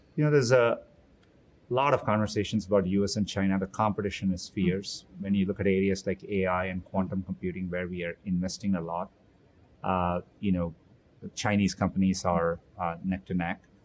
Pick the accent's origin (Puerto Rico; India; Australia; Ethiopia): India; Chennai, Tamil Nadu; moved away as an adult; also born or lived in Mountain View, California; now in United States; I grew up in Chennai, India